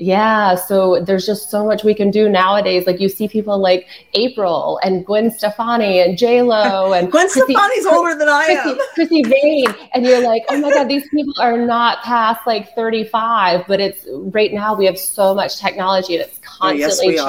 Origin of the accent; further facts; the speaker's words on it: the Carolinas, United States; I'm from the Carolinas